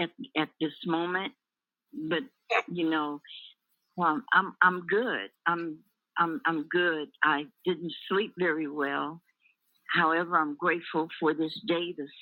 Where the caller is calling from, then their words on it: Sierra Vista, Arizona, United States; I'm calling you from Sierra Vista, Arizona.